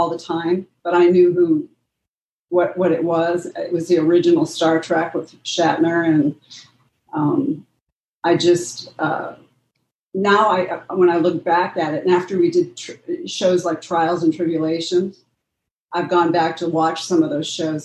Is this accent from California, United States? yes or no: yes; Pasadena, California, United States; I was born in Pasadena